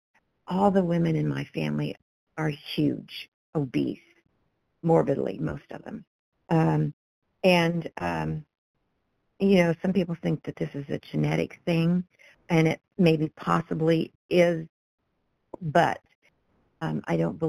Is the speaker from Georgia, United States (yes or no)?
no; Kansas, United States; I was born in Kansas and lived most of my life here